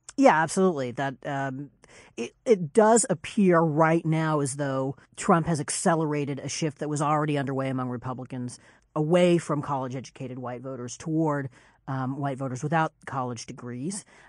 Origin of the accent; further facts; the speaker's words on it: Kansas, United States; I'm from Kansas